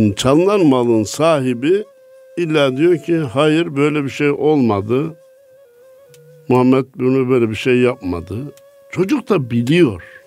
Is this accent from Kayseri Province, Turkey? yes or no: yes; Kayseri Province, Turkey; benim memleketim Kayseri.